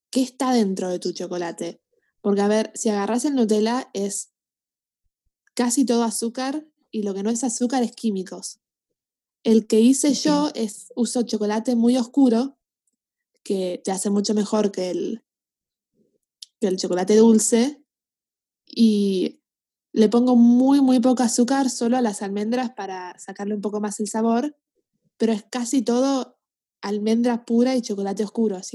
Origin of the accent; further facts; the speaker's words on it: Canada; now in Argentina; Sí, sí, yo, a ver, soy canadiense, vivía acá hace un montón de tiempo y me gusta mucho Canadá y, y todo eso, pero yo también me siento más argentina que canadiense.